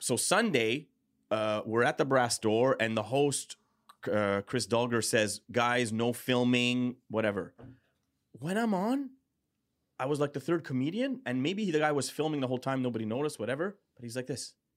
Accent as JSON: {"language": "English", "town": "Montreal", "region": "Quebec", "country": "Canada", "tie": "born or raised there", "said": "I was born in Lachine."}